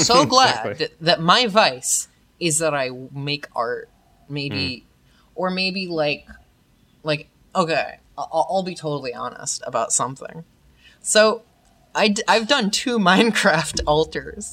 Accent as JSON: {"language": "English", "region": "New York", "country": "United States", "said": "I'm totally from New York."}